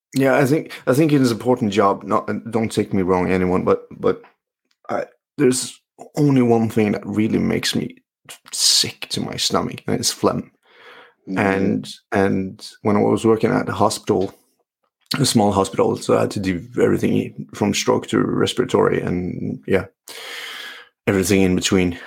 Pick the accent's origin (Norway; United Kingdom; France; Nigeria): Norway; English is a second language; I'm a physio from Norway